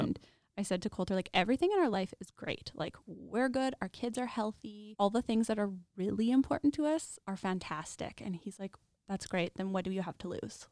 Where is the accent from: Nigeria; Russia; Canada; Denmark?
Canada; Regina, Saskatchewan; also born or lived in Lethbridge; I am born and raised in Regina